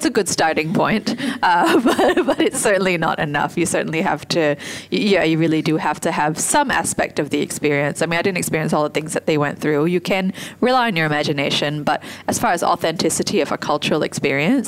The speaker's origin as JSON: {"language": "English", "country": "Singapore", "said": "my experience in Singapore"}